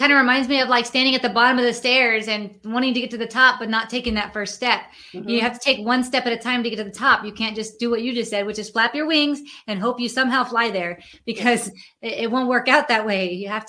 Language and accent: English; San Antonio, Texas, United States; We're from San Antonio, Texas, and we wrote a book together.